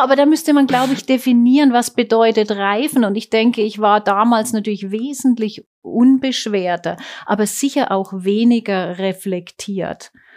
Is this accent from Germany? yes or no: yes; Germany; moved away as an adult; now in Switzerland; Ich bin in Deutschland groß geworden und aber seit meinem 24. Lebensjahr in der Schweiz.